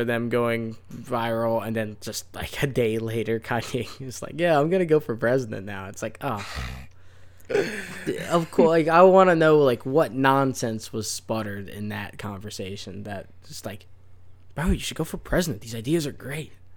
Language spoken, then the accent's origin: English; Florida, United States; from Florida, we got some nonsense words that we use